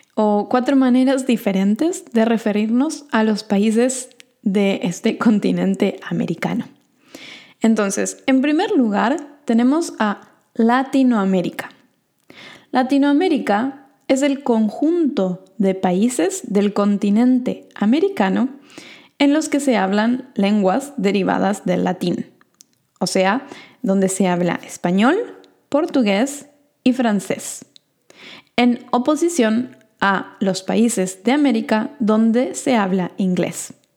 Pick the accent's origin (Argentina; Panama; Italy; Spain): Argentina; yo, por ejemplo, que soy de Argentina, diría que soy sudamericana